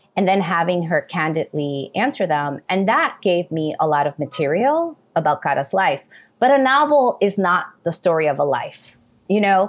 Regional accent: New York City, New York, United States; I was born in New York City, raised in New York City, educated in New York City

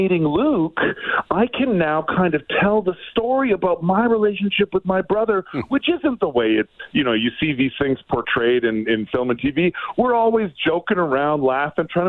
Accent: Edmonton, Alberta, Canada; it's in my hometown

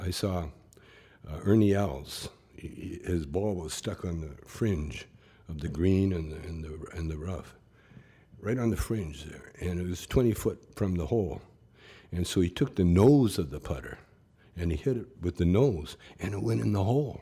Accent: Calgary, Alberta, Canada; moved away; when I was a, a, a kid, you know, growing up in Calgary

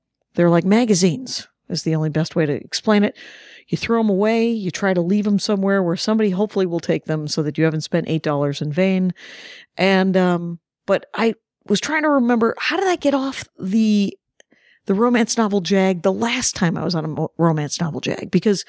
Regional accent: Jefferson, Wisconsin, United States; now in New Jersey, United States; I am also from Wisconsin, Jefferson specifically, went to St. Norbert. But I live in Jersey, so I similarly reference it constantly.

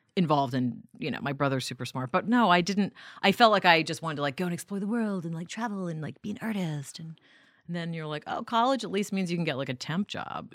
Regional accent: New York City, New York, United States; also born or lived in Vancouver, Canada / Denmark; you move there at ten years old, you go to public school, you get beat up all the time, you be, uh, become a New Yorker pretty quick

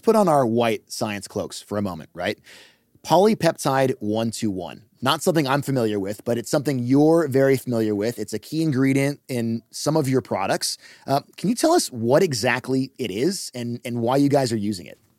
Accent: Los Angeles, California, United States; I'm from Los Angeles

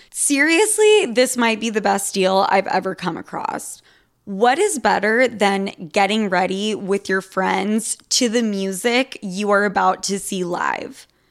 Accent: Utah, United States; I'm from Utah

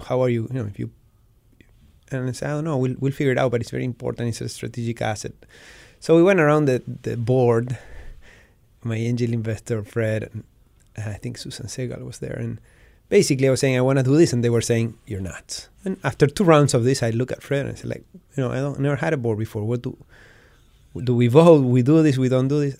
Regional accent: Patagonia, Argentina; born or raised there

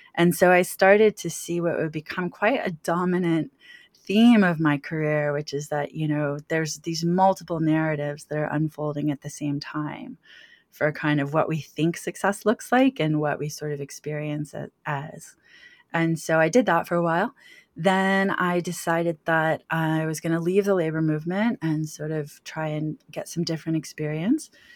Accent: Washington, District of Columbia, United States; I grew up in Washington D.C., so I grew up around, you know, lobbyists and lawyers and things like

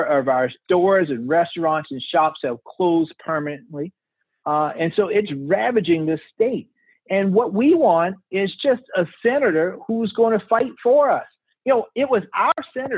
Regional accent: Orangeburg, South Carolina, United States; I grew up in Orangeburg, where mustard is king

